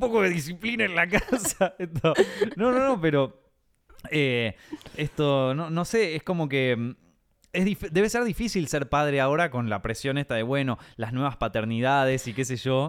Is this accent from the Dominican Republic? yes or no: no; Argentina; moved away as an adult; now in Madrid, Spain; nosotros los argentinos